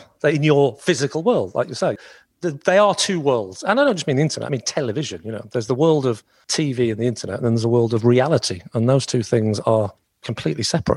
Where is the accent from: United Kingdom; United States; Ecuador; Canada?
United Kingdom; Southport, North West England; My hometown is Southport